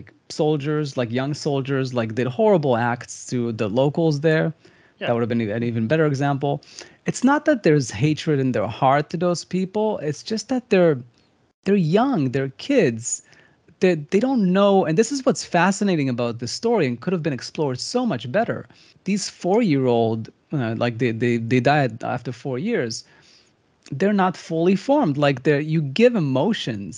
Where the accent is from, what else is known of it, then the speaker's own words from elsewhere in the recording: Israel; I come from Israel.